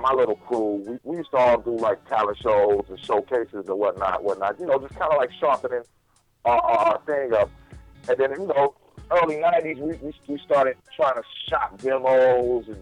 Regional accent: Fresno, California, United States; being from where I'm from Fresno, California, we got a rich hip-hop background out there

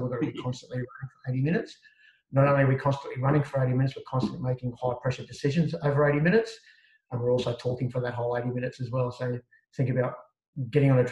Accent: Sydney, New South Wales, Australia; I grew up around Waterloo, Redfern

